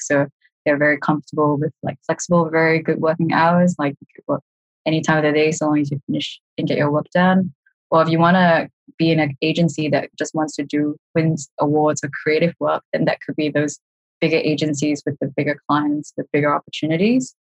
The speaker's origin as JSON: {"language": "English", "country": "Singapore", "moved": "as an adult", "said": "that was back in Singapore. So uh, I'm Singaporean"}